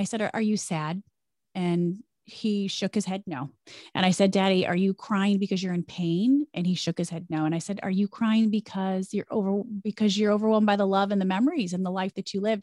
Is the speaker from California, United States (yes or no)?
no; Jackson, Michigan, United States; moved away as an adult; also born or lived in Chicago; now in New York, United States; I loved growing up in Jackson